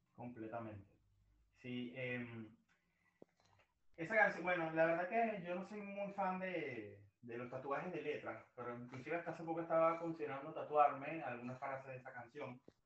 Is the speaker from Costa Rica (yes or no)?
no; Maracay, Aragua, Venezuela; soy de Maracay, pero Valencia está a pocos minutos de Maracay